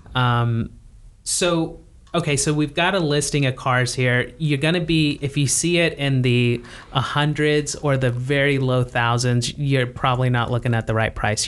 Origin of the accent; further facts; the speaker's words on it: United States; as an American